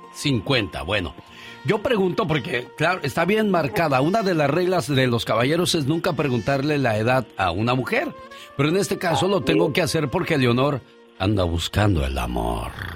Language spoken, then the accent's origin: Spanish; Guerrero, Mexico; yo soy de Guerrero y no soy machista